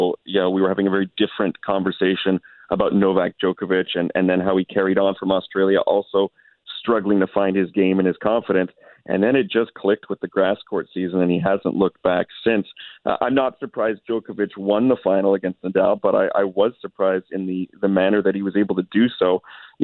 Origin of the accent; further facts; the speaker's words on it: Canada; as Canadian, you know, reporters